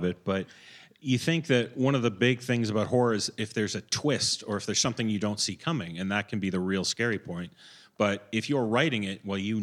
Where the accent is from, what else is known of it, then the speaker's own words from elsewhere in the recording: Toronto, Ontario, Canada; accent: Canadian; my hometown of Toronto